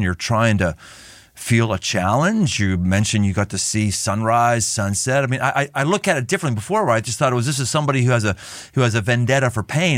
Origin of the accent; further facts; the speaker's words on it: Cincinnati, Ohio, United States; my hometown in Cincinnati